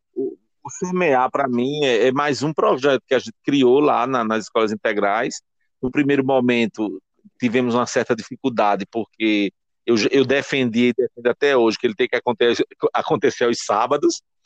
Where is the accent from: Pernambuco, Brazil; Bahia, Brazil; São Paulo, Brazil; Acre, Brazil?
Pernambuco, Brazil; Timbaúba; eu sou de Timbaúba